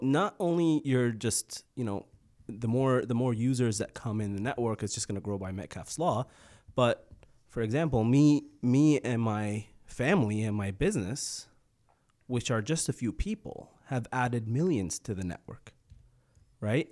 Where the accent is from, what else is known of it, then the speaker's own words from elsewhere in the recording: Egypt; now in Canada; I grew up in Egypt